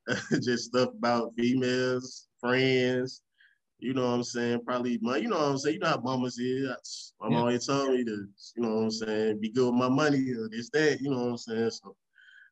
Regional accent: Memphis, Tennessee, United States; also born or lived in St. Louis, Missouri / Raleigh; I was born here in St. Louis and raised in Memphis

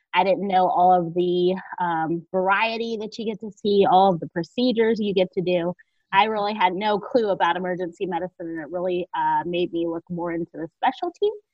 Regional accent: Georgia, United States; moved away; also born or lived in Northeastern United States / South Jersey; I'm originally from Georgia, but most of all, well, all of my education has been in the north or in the northeast

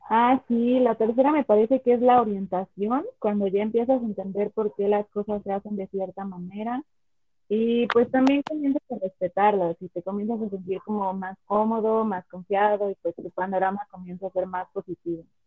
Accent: Nanacamilpa, Tlaxcala, Mexico; soy de Nanacamilpa

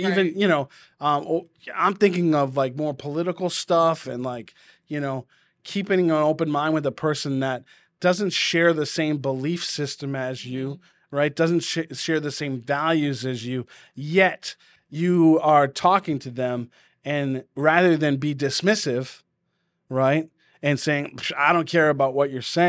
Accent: Massachusetts, United States; accent: New England; Like my Boston accent will come out in me being loud and boisterous.

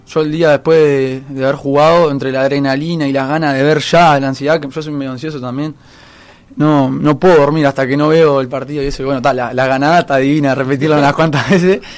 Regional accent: Montevideo, Uruguay; yo soy de Aguada, del barrio de Aguada.

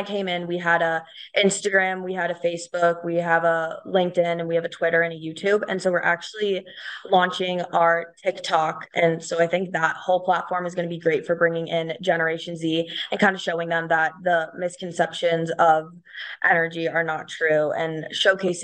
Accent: Cincinnati, Ohio, United States; moved away as an adult; now in Colorado, United States; I actually grew up in the Midwest. I'm from Cincinnati, Ohio

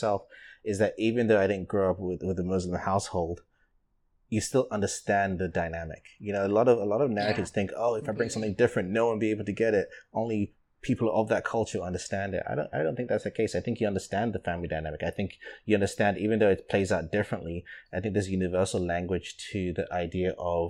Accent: London, United Kingdom; moved away; the house I grew up in London

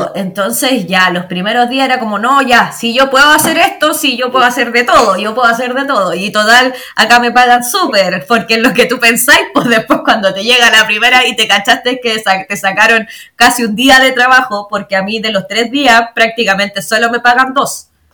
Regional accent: Chimbarongo, O'Higgins, Chile; moved away as an adult; also born or lived in Santiago / La Serena; now in Australia; Soy, bueno, oriunda de Chimbarongo, de ah. Chimbarongo, que es sexta región de Chile.

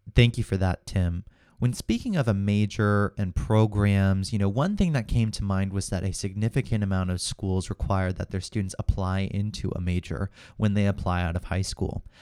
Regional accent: Fredericksburg, Virginia, United States; I am from Fredericksburg, Virginia

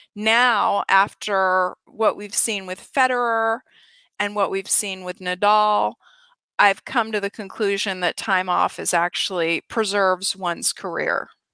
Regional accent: Atlanta, Georgia, United States; I'm from Atlanta, Georgia

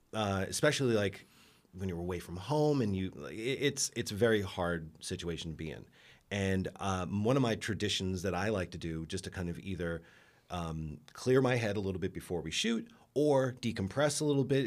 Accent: New York, United States; now in Los Angeles, United States; I come from New York

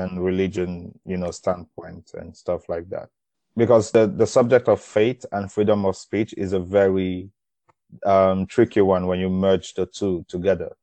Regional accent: Uganda; I'm from Uganda

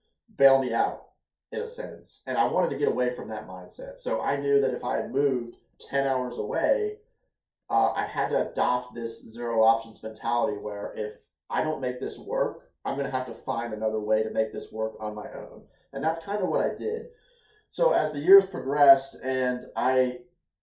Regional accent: Ohio, United States; moved away as an adult; now in Virginia, United States; 7 years ago, I moved away from Ohio. I moved away from my parents. I moved away from my family, and I started my own journey out here in Virginia

